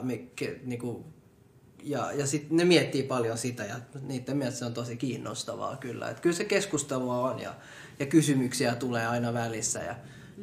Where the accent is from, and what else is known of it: Finland; born or raised there